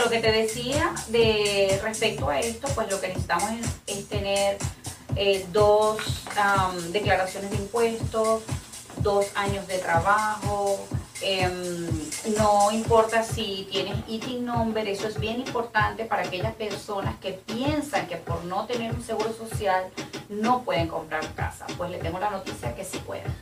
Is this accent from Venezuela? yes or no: yes; Ciudad Guayana, Bolívar, Venezuela; now in United States; soy de Puerto Ordaz. Ciudad Guayana